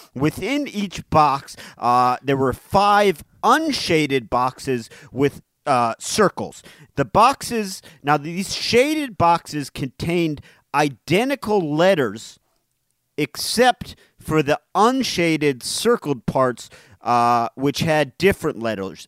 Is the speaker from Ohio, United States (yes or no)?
yes; Cleveland Heights, Ohio, United States; That's my hometown. That's where I grew up.